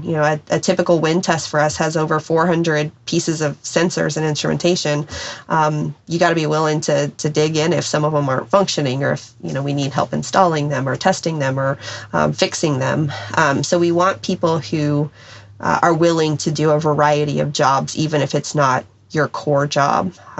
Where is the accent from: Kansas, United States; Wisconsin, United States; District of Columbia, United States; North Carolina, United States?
Kansas, United States; Wichita; born there; So I was born in Wichita, which has lots of ties to aviation, Boeing, Beach.